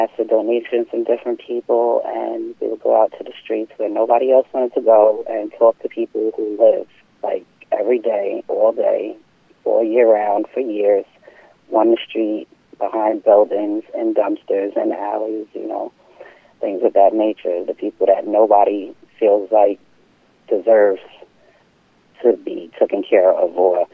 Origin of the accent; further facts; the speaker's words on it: Deer Park, New York, United States; also born or lived in Bay Shore, New York; I grew up on Long Island in Deer Park